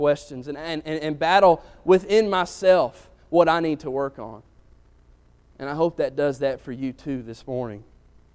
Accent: Athens, Alabama, United States; growing up in Athens, Alabama

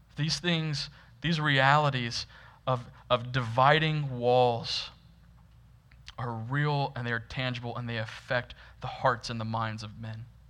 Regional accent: Florida, United States; Growing up in Florida, which is like the, the deepest South you can technically get

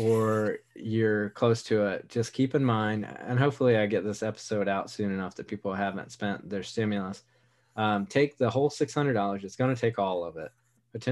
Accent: Wilmington, North Carolina, United States; growing up in Wilmington, North Carolina

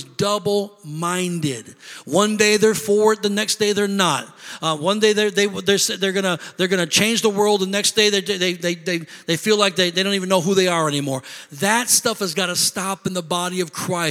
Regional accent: Illinois, United States; moved away; I'm from Illinois

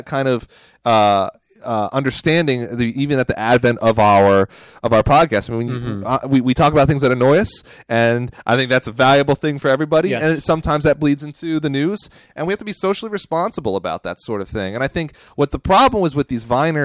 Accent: United States; as an American

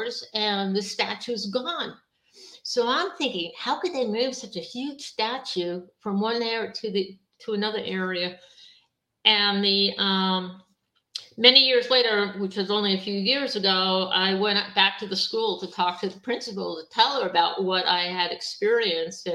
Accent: Long Island, New York, United States; I grew up on Long Island

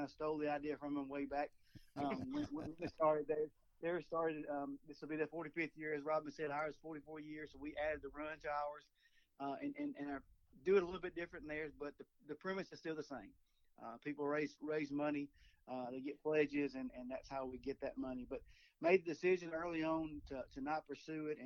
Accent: Lafayette, Alabama, United States; moved away as an adult; now in Wadley, United States; I'm born and raised in Lafayette, but been up here in Wadley since 1995

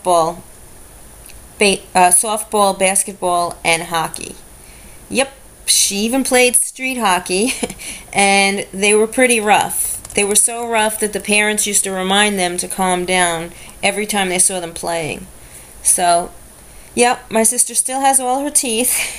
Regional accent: New York City, New York, United States; I grew up in Brooklyn, New York.

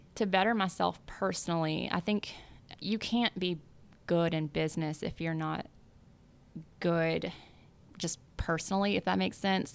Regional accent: South Louisiana, United States; moved away; I grew up in South Louisiana

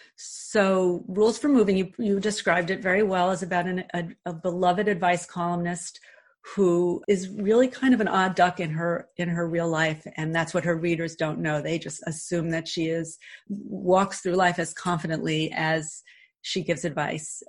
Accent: New York City, New York, United States; moved away as an adult; also born or lived in Glen Ridge, New Jersey; now in Montclair, United States; when I was in high school, and again I grew up in Queens

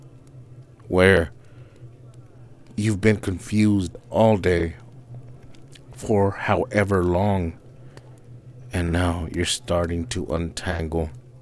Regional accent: California, United States; we're from the same West Coast. We're from California

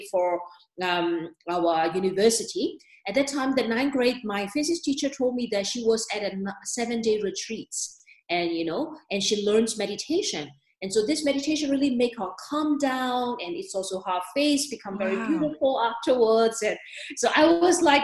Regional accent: Myanmar; moved away as an adult; also born or lived in Germany / New York; now in Switzerland; I was born and raised in Myanmar

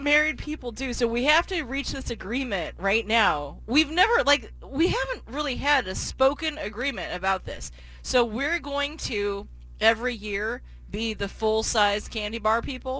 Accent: Portland, Oregon, United States; when I was little, like growing up in Park Rose

